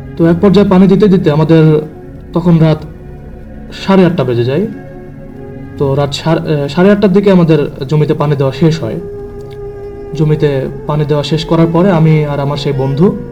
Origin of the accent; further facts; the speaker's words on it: Mirpur, Khulna Division, Bangladesh; now in Dhaka, Bangladesh; আমি ঢাকাতে স্থানীয় না আমার গ্রামের বাসা হচ্ছে কুষ্টিয়া জেলাতে কুষ্টিয়া জেলার মিরপুর